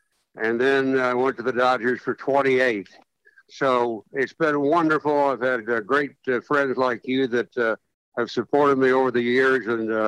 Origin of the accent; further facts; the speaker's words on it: Shawnee, Oklahoma, United States; I lived across the street from the local sportscaster in my hometown of Shawnee, Oklahoma.